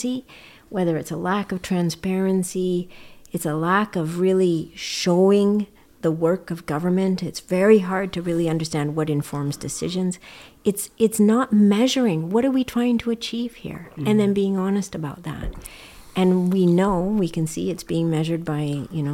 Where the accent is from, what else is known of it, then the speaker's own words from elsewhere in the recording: Edmonton, Alberta, Canada; now in British Columbia, Canada; as a Canadian child growing up in Edmonton